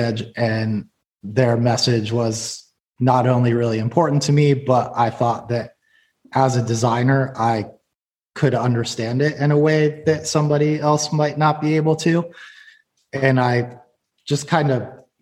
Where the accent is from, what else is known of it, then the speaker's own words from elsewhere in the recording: Erie, Pennsylvania, United States; moved away as an adult; also born or lived in New York City; I was in a band called … that was from my hometown Erie, Pennsylvania